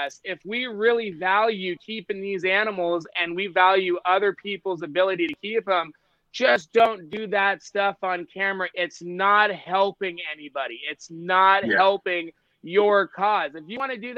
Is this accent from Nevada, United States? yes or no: yes; Las Vegas, Nevada, United States; I grew up in Las Vegas, Nevada, where I got my experience catching native venomous species